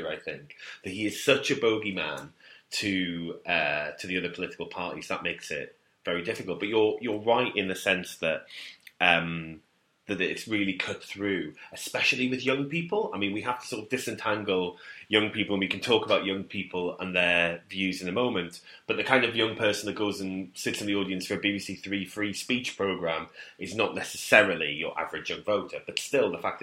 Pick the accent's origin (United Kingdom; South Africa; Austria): United Kingdom; North East England; moved away; I'm a home in the northeast